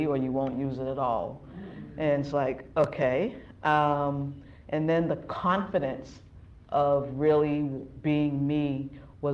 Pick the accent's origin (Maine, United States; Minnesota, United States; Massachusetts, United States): Massachusetts, United States; Boston; also born or lived in New York; I grew up in Dorchester, urban life